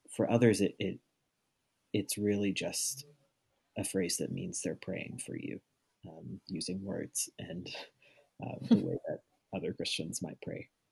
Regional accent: Arkansas, United States; I'm from Arkansas.

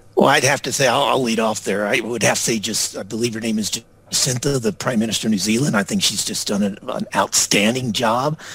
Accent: United States; moved away as an adult; also born or lived in Singapore / Victoria, Australia; I grew up in the United States

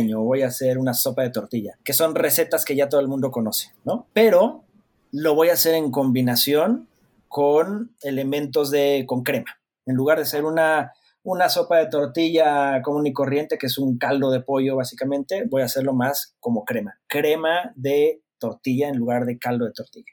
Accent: Mexico; dos directores mexicanos

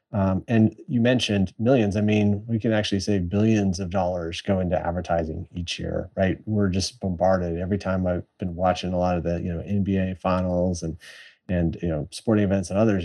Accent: San Antonio, Texas, United States; my hometown in San Antonio

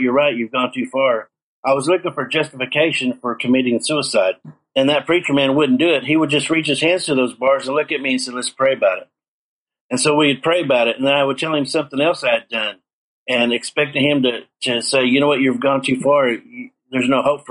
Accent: Seminole, Oklahoma, United States; my hometown of Seminole, Oklahoma

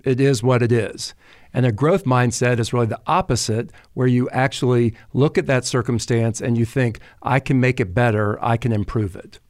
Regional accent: the South, United States; accent: southern drawl; also born or lived in Paris, France; growing up in the South, uh, took French in high school and was continually told that I had a terrible French accent, that it was this southern drawl

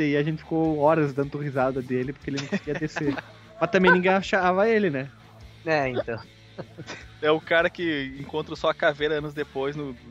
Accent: Barbacena, Minas Gerais, Brazil; Lá na minha cidade, em Barbacena, quando a pessoa te via, ela tinha que gritar o teu nome.

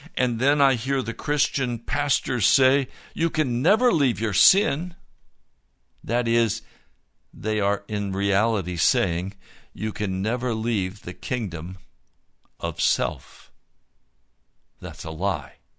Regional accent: Denver, Colorado, United States; Denver is my home city. I was born in Denver. I've always considered Denver to be my home

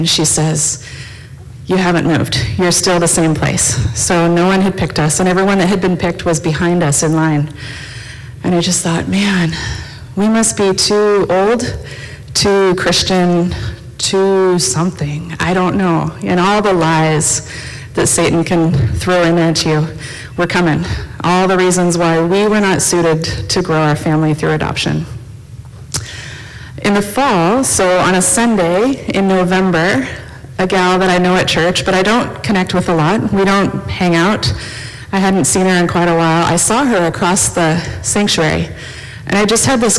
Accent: United States; moved away as an adult; also born or lived in East and Central Africa; now in Red Deer, Canada; I'm originally from the States

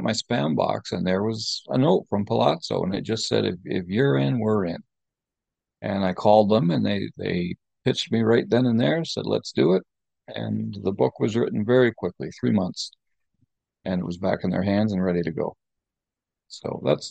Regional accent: Canada; I'm a Canadian film critic

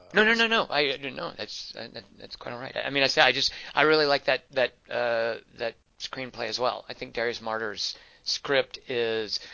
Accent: Arkansas, United States; I grew up in Arkansas as a white guy

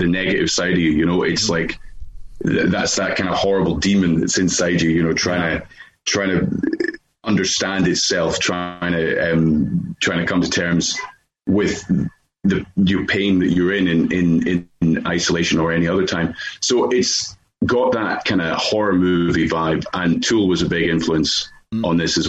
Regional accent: Dumfries and Galloway, Scotland, United Kingdom; growing up in Scotland in Dumfries and Galloway

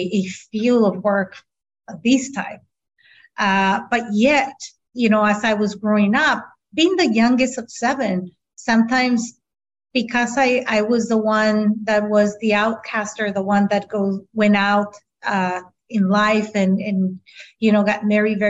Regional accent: San Diego, California, United States; first language Spanish; English is a second language; also born or lived in Tijuana, Mexico; I had the beautiful opportunity to be born in San Diego, but at the same time be able to live in both sides of the border.

